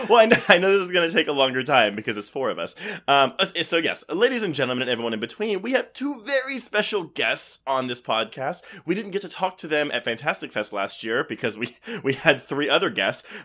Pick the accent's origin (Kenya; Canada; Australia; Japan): Canada; well, as a Canadian, I feel that.